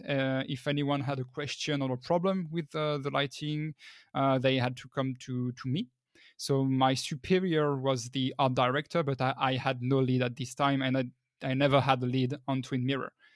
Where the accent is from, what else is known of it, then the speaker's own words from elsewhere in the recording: northern France, France; now in Paris, France; I'm originally from the north of France, but right now I'm working at Dortnod in Paris